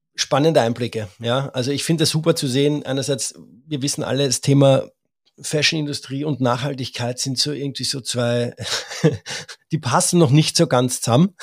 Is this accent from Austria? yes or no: yes; Austria; als Österreicher